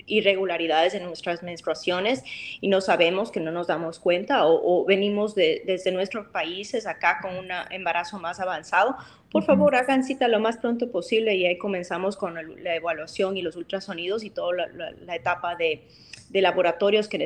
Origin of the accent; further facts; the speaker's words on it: Chicago, Illinois, United States; porque yo soy originalmente de, de Chicago, es donde mi mamá vivía